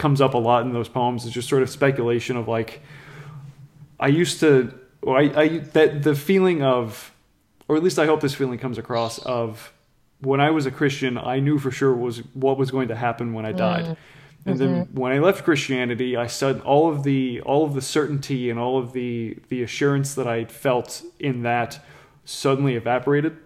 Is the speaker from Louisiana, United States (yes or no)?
yes; New Orleans, Louisiana, United States; I was born and raised in New Orleans